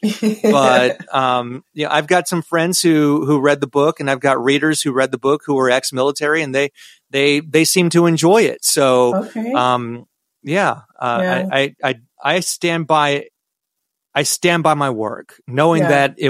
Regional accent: United States; I'm an American and I'm a proud American

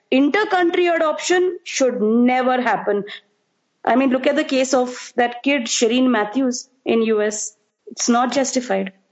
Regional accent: India; you're recognized state-wise, not so much as overall being an Indian, and that is a problem for me because I don't know for which state I belong

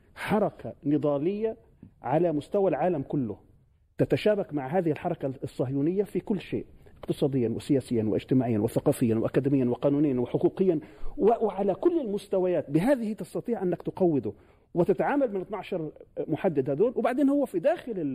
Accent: Palestine; نحن كفلسطينيين

